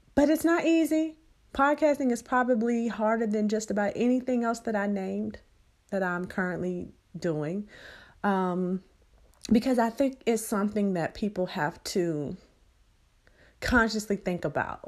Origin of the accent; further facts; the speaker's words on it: Birmingham, Alabama, United States; now in San Antonio, United States; my hometown of Birmingham, Alabama